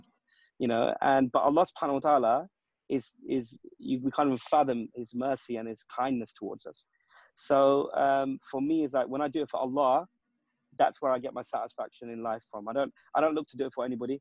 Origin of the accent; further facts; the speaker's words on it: United Kingdom; we're British-born lads